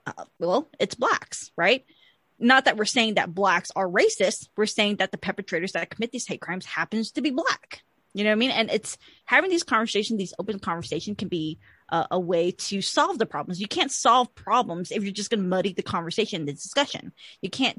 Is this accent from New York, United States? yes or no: no; Georgia, United States; I'm from Georgia